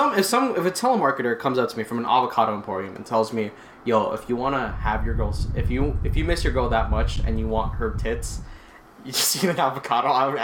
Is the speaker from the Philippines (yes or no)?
yes; Philippines; I'm from the Philippines.